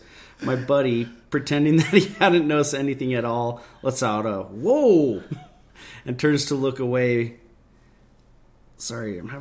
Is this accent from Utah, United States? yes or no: yes; Utah, United States; we're from Utah